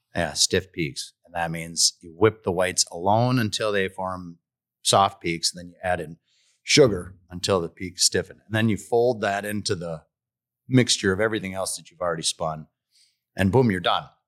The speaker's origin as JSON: {"language": "English", "town": "Stillwater", "region": "Minnesota", "country": "United States", "said": "And we said, Stillwater"}